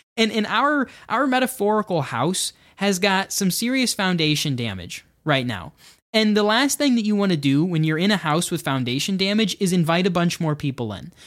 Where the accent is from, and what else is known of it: United States